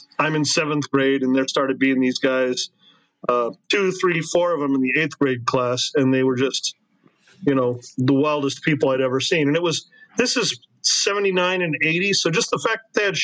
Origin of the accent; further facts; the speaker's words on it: Huntington Beach, California, United States; now in Orange, United States; that was my hometown.